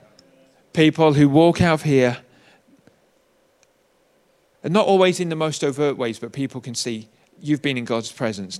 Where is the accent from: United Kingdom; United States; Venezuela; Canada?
United Kingdom; I'm British